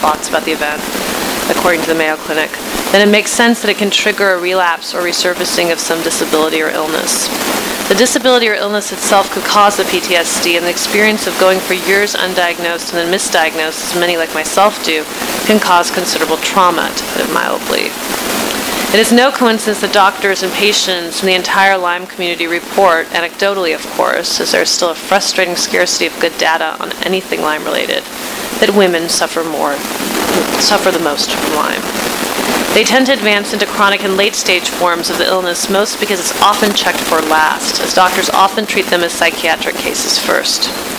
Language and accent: English; Iran; now in United States; when I found my home country rather unsurprisingly on the list of six countries that have been designated problems according to this administration